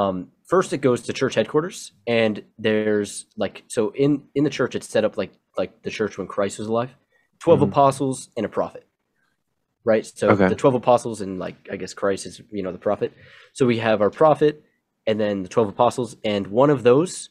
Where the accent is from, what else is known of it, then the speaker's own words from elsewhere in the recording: Okinawa, Japan; also born or lived in Hawaii, United States; I grew up on Okinawa and Hawaii, two islands, right in between is my mission.